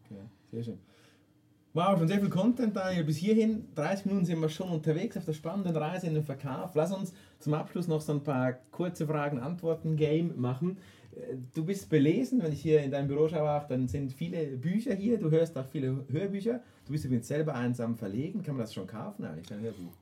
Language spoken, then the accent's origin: German; Switzerland; wir Schweizer